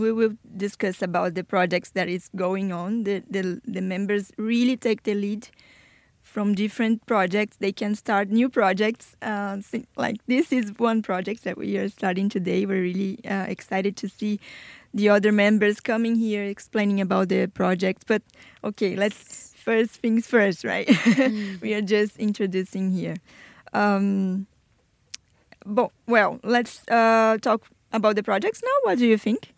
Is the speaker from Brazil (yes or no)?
yes; Brazil; English is a second language; moved away as an adult; now in Bradford, United Kingdom; I am from Brazil